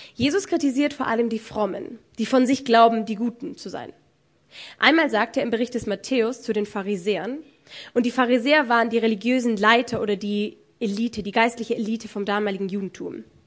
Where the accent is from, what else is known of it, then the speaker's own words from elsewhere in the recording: Germany; Bei uns in Deutschland